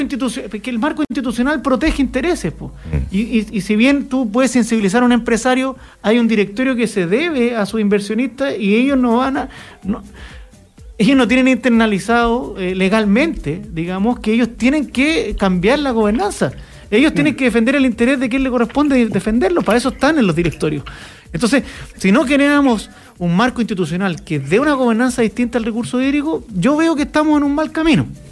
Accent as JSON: {"language": "Spanish", "country": "Chile", "said": "nosotros como chilenos"}